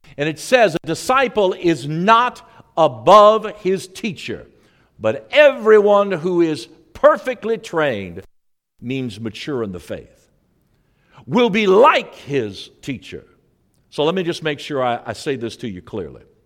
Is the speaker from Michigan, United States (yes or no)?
no; St. Louis, Missouri, United States; moved away; I was raised in Saint Louis, Missouri.